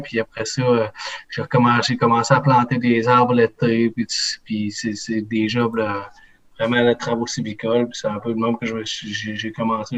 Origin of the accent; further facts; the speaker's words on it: Quebec, Canada; chez nous au Québec